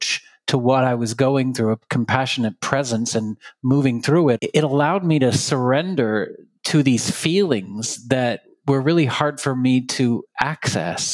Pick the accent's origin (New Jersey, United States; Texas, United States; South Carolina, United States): Texas, United States; I grew up in Texas